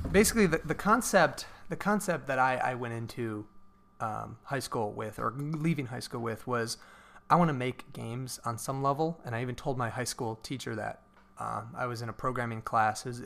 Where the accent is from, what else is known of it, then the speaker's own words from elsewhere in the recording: Cleveland, Ohio, United States; Right. Which is where I'm from. I'm from Cleveland area, and I said, okay, I got to get to one of those schools.